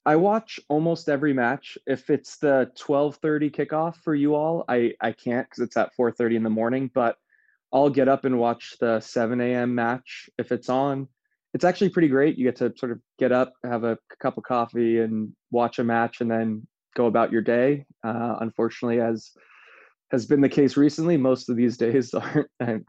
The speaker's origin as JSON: {"language": "English", "country": "United States", "said": "as an American"}